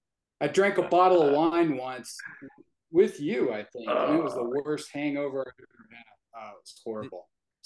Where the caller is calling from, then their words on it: Peoria, Arizona, United States; Phoenix, Arizona. Actually, Peoria, Arizona, to be exact.